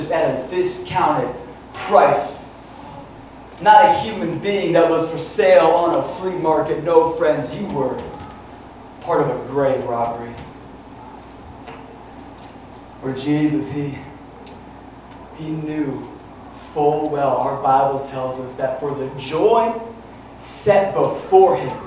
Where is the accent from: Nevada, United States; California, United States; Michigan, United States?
Michigan, United States; West; we're from West Michigan